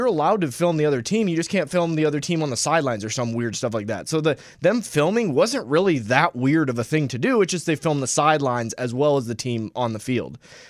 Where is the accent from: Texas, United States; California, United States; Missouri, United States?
Missouri, United States; St. Louis; I'm from St. Louis. I'm still a diehard Rams fan.